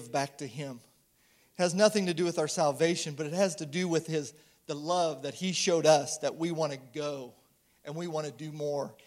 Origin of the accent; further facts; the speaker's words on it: St. Joseph, Missouri, United States; I'm originally from St. Joe, Missouri